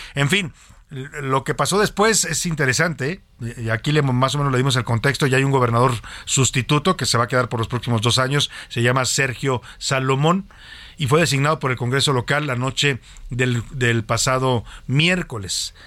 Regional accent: Jalisco, Mexico; es mi tierra

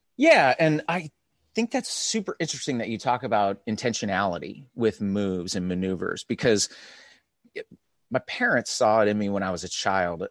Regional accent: California, United States; I was born and raised here

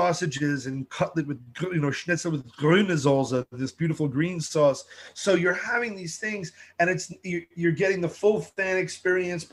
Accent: New York City, New York, United States; I'm a New Yorker

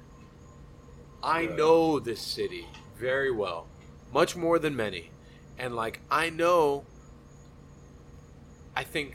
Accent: Miami, Florida, United States; I grew up in Little Havana.

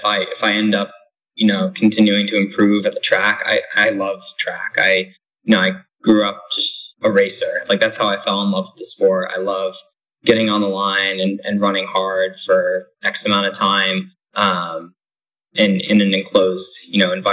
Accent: Niskayuna, New York, United States; also born or lived in Albany, New York; I'm from a town called Niskayuna

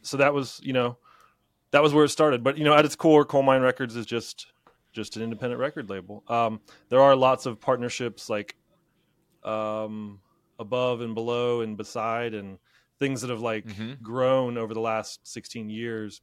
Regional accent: Middletown, Ohio, United States; I was teaching where in my hometown, uh, Middletown, Ohio

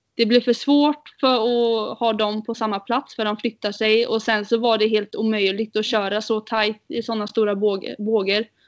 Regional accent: Sweden; vi är fyra tjejer från eh, Sverige som kör

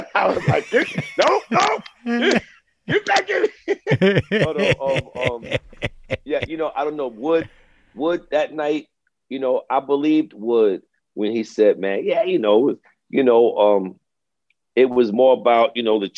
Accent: New York City, New York, United States; grew up in Brooklyn, man. I grew up in East Flatbush, Brooklyn, in a little project called the Vandeveer States

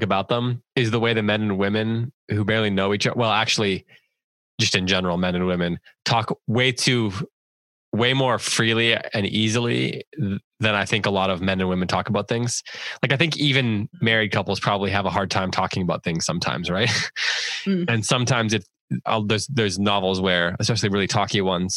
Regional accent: United States; I'm an American

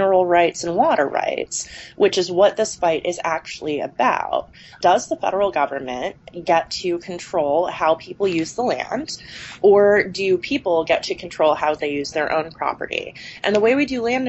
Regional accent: Cedar City, Utah, United States; my hometown of Cedar City, Utah

